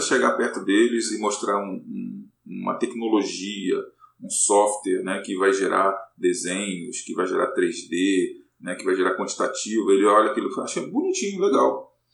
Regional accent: Rio de Janeiro, Brazil; sou carioca, então na UFRJ passei para é, a Universidade Federal do Rio de Janeiro para fazer física

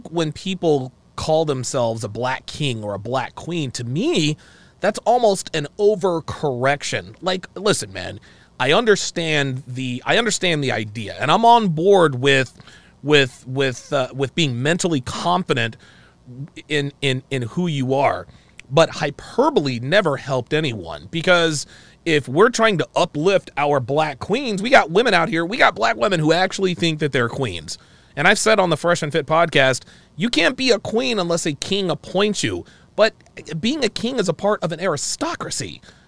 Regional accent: United States; Like, I am proud to be an American. I love my country.

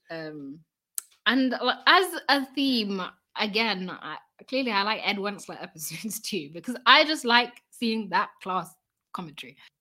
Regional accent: United Kingdom; we're British

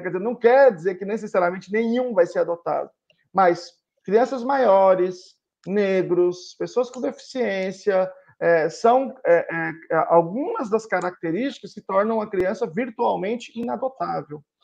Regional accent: Teófilo Otoni, Minas Gerais, Brazil; Eu sou de um lugar muito conservador, sou de Teófilo Otoni, eh, divisa de Minas Gerais com Bahia

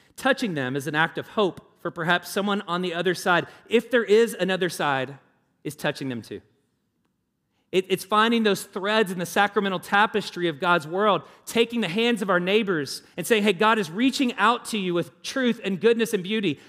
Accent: the South, United States; now in Indianapolis, United States; I grew up in the South.

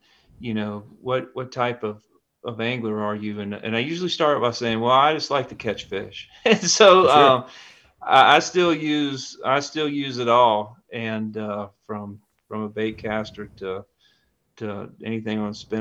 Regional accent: the Piedmont of North Carolina, United States; also born or lived in Ashe County, North Carolina; I grew up in the Piedmont of North Carolina, but my family's from up in the high country, up in Ashe County

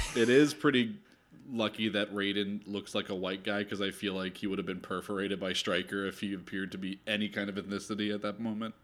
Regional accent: New Jersey, United States; moved away as an adult; also born or lived in Philadelphia, Pennsylvania; I'm from South Jersey, and I grew up going to Philly 'cause my dad was born and raised there.

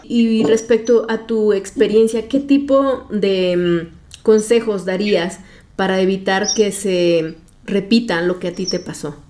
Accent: Guerrero, Mexico; mi papá en ese tiempo era un político y pues conocido ahí en mi pueblo, en el estado de Guerrero

